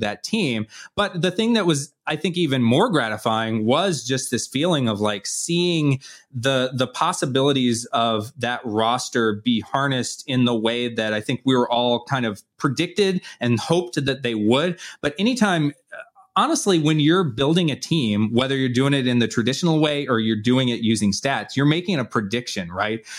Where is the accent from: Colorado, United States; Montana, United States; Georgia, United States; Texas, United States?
Georgia, United States; Atlanta; I'm from Atlanta